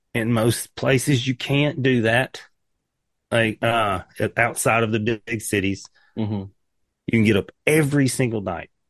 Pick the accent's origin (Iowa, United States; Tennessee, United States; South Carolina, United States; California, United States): Tennessee, United States; East; moved away as an adult; also born or lived in Nashville / Seattle; I'm a hillbilly from East Tennessee.